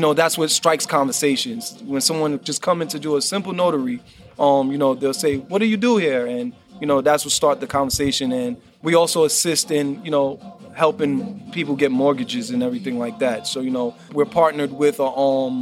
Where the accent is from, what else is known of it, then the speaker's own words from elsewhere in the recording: Brooklyn, New York, United States; So I'm born and raised in Brooklyn. This area is where I was raised.